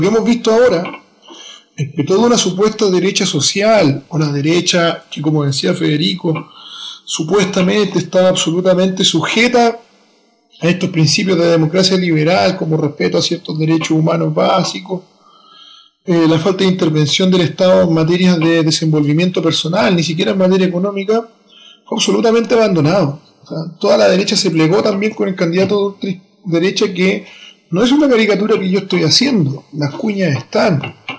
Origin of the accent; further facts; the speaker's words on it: Chile; mi país